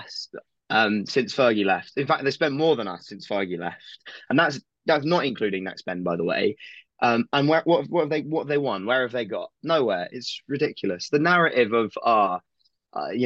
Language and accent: English; United Kingdom; I'm a Southerner.